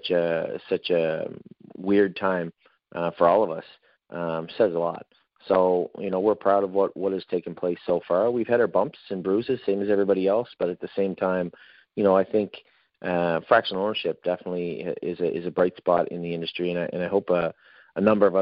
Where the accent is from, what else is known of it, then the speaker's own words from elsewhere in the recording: Canada; moved away; I'm originally from Canada, I'm a Canadian